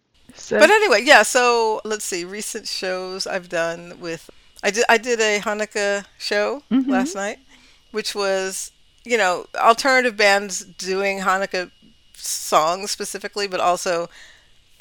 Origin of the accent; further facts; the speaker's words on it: Highland Park, New Jersey, United States; also born or lived in New Brunswick; Highland Park is, it's, that's like my hometown basically, New Brunswick, Highland Park